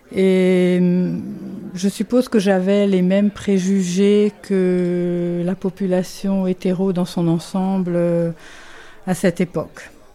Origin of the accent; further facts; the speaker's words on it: France; moved away as an adult; also born or lived in England; now in Geneva, Switzerland; je suis française, je vis à Genève depuis une trentaine d'années.